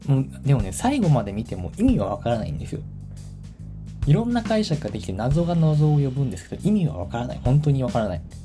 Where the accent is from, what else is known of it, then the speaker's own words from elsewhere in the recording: Tachikawa, Tokyo, Japan; moved away; 立川市っていうのが私の地元なんですけど